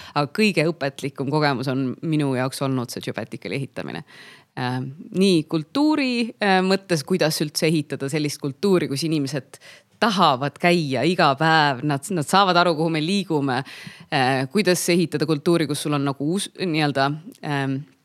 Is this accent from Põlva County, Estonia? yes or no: no; Pärnu, Pärnu County, Estonia; moved away as an adult; also born or lived in Tallinn; ma käisin Pärnu vahet, see oli minu kodulinn